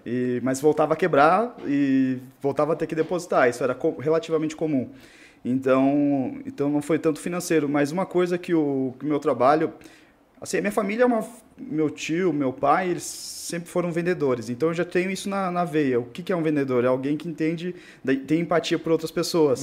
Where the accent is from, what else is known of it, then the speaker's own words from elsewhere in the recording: Rio Negrinho, Santa Catarina, Brazil; also born or lived in Corupá; Eu sou do interior de Santa Catarina, é, Rio Negrinho, uma cidade é, divisa com o Paraná, uhum. do norte do estado. E, bom, nasci, nasci morei lá até os sete anos de idade.